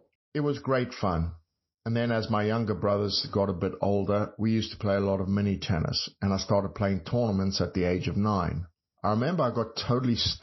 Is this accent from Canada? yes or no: no; South Africa; moved away as an adult; also born or lived in Texas; growing up in South Africa